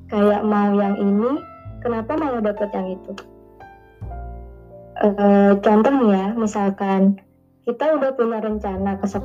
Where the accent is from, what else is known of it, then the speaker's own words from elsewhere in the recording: South Kalimantan, Indonesia; Aku dari Prehari, Kalimantan Selatan.